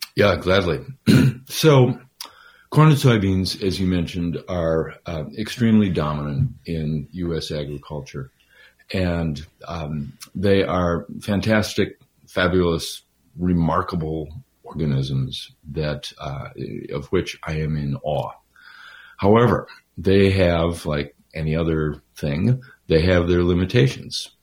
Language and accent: English; Minnesota, United States; I'm from Minnesota originally.